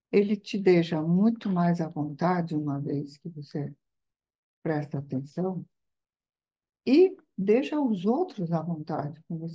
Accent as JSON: {"language": "Portuguese", "country": "Italy", "moved": "yes", "said": "na minha terra não tem. Uhum, uhum. tem que é a Itália."}